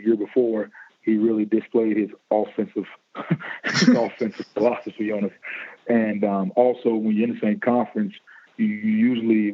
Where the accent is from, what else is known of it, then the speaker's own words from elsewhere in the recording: Chicago, Illinois, United States; moved away as an adult; I was from Chicago